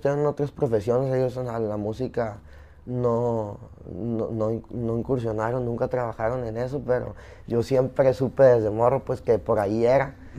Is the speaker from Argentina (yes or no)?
no; Zapopan, Jalisco, Mexico; also born or lived in Culiacán, Sinaloa / New York; yo nací en Zapopan. Y, y, crecí allá en Culich también.